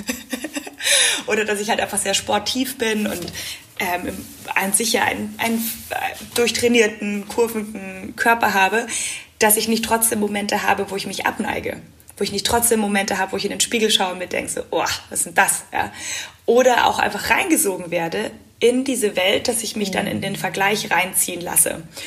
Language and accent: German; Munich, Bavaria, Germany; bin auch unglaublich gerne zu Hause in München. Das ist meine Heimat